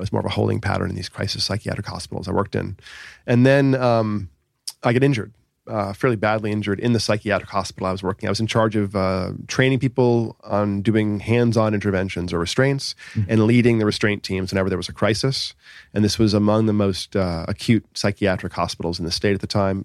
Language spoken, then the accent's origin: English; Boston, Massachusetts, United States; now in Southern California, United States; I grew up in uh, the Boston area, south of Boston